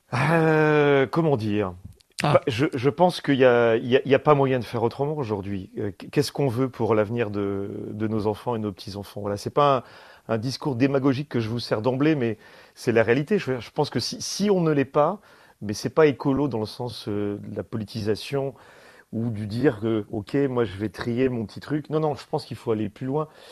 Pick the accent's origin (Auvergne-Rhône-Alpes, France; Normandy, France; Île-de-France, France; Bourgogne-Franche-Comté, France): Auvergne-Rhône-Alpes, France; Valence; Moi, en tant que euh, que Dromois Cardéchois, euh, je suis né ici, hmm. je suis né à Valence.